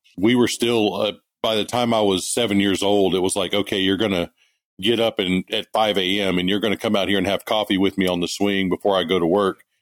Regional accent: Kilgore, Texas, United States; moved away as an adult; also born or lived in Greenville, Mississippi / California; I grew up in East Texas, up in the Kilgore Longview area

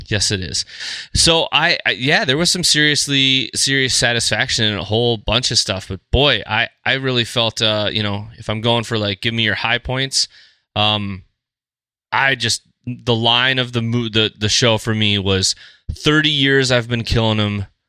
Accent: Fargo, North Dakota, United States; we're from Fargo

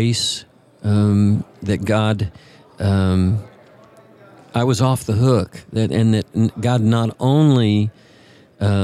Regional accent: West Texas, United States; I was raised in West Texas in a little town

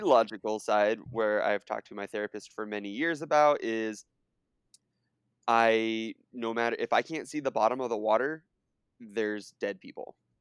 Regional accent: Southern California, United States; I grew up in Southern California

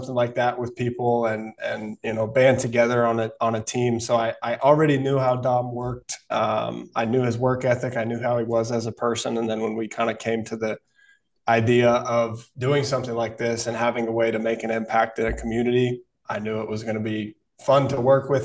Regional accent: Kansas City, United States; also born or lived in Texas; born and raised in Kansas City

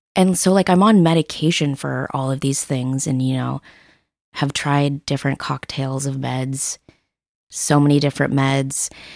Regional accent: Seattle, Washington, United States; I'm born and raised in Seattle.

